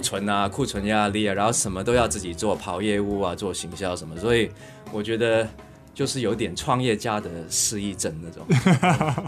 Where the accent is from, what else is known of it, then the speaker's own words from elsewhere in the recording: Hong Kong; now in Taiwan; 我小时候在香港长大啦，那，但是我家里人都是台湾人。那时候后来跟家里人搬回台湾之后